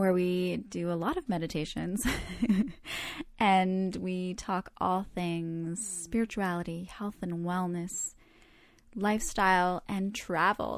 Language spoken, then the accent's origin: English; Canada; I was born in Canada, but I feel very connected to the Croatian culture